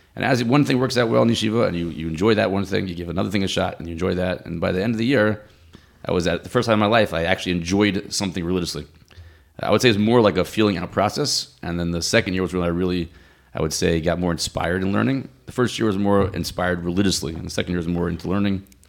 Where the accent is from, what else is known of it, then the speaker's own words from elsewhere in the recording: Silver Spring, Maryland, United States; also born or lived in Boca Raton, Florida; now in Ramat Beit Shemesh, Israel; I grew up in Silver Spring, Maryland